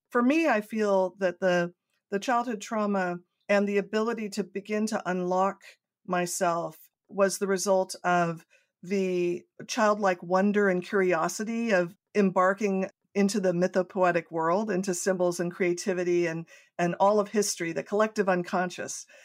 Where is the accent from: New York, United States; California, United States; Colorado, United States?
California, United States; Coronado; I grew up in Southern California in a small island in the center of San Diego Bay, Coronado